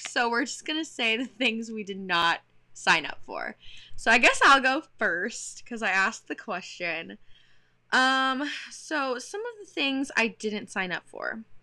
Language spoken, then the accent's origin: English; Texas, United States; now in Pennsylvania, United States; I'm from Texas